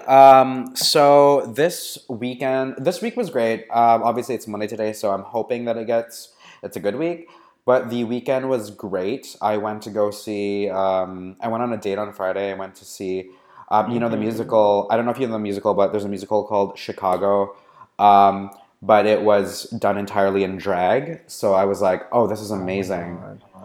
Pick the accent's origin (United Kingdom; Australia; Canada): Canada; now in San Francisco, United States; I am a Canadian living in San Francisco